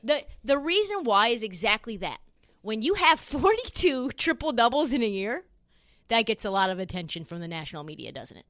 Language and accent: English; Portland, Oregon, United States; it is my hometown